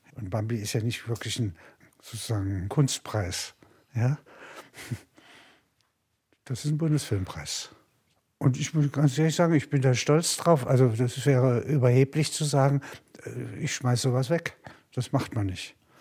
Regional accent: Halberstadt, Saxony-Anhalt, Germany; now in Munich, Germany; In Halberstadt, meiner Heimatstadt

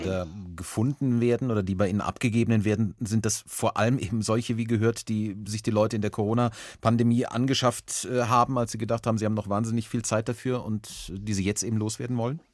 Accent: Bavaria, Germany; bei uns in Bayern

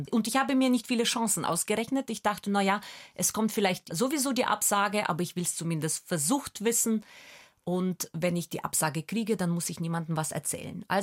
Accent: Germany; Und in England war ich plötzlich für alle The German Girl, weil sie wussten, ich komme aus Deutschland und das hat niemand in Frage gestellt.

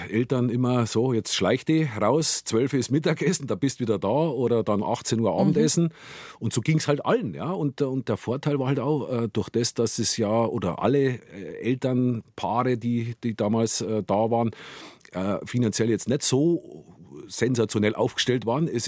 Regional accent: Gilching, Bavaria, Germany; also born or lived in Munich, Germany; Und Guiching, ja, bin ich aufgewachsen

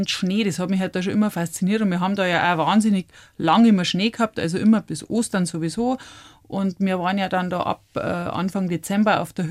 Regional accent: Brauneck, Bavaria, Germany; Ich bin am Brauneck aufgewachsen und bin quasi mit zwei Jahren, ich bin ein Oktoberkind

